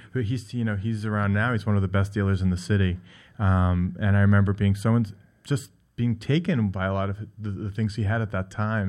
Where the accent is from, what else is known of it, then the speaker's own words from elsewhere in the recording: Great Neck, New York, United States; I grew up on Long Island in Great Neck